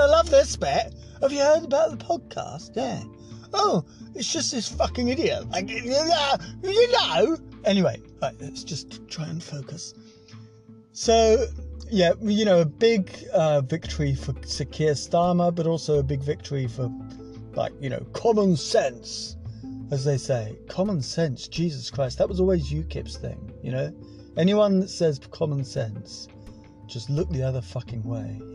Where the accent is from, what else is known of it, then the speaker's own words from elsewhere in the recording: Scotland, United Kingdom; moved away; also born or lived in England; I am Scottish